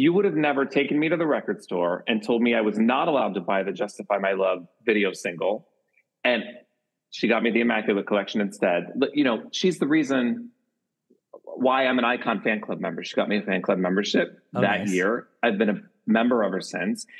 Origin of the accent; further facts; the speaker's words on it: Pittsburgh, Pennsylvania, United States; it's my hometown